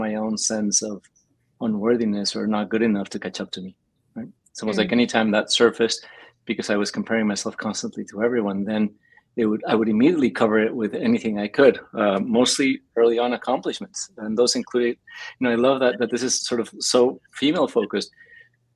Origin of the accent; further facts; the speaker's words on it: Mexico City, Mexico; now in Los Angeles, United States; I grew up in Mexico City